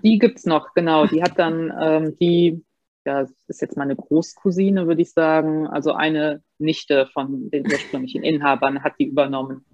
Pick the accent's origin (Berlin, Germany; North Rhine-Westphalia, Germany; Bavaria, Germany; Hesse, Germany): North Rhine-Westphalia, Germany; Bad Honnef; ich bin gebürtig aus Bad Honnef